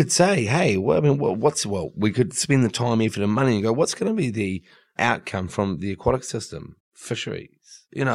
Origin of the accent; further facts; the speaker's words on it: New Zealand; now in Sydney, Australia; I'm actually from New Zealand